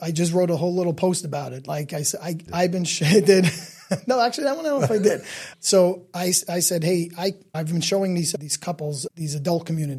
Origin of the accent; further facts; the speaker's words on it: New York City, New York, United States; So again, we're from Staten Island